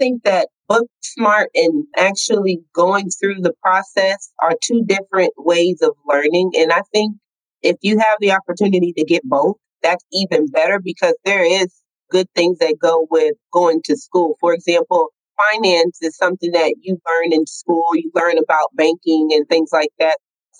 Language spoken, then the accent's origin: English; Brooklyn, New York, United States; also born or lived in California; I was born in Brooklyn, New York, in Crown Heights.